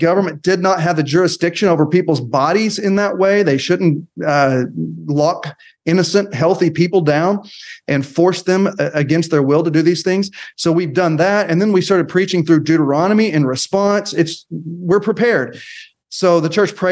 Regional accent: Elgin, Oklahoma, United States; I grew up in Elgin, my people are in Southwest Oklahoma

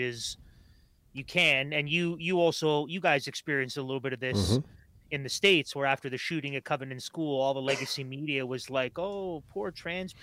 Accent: Toronto, Ontario, Canada; I grew up in Toronto

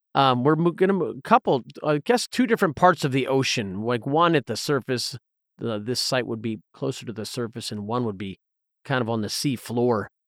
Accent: Southern Appalachians, Southeast, United States; growing up in the Southeast in the, in the Southern Appalachians

